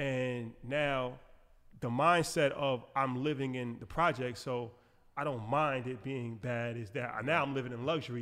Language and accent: English; New York, United States; we're from New York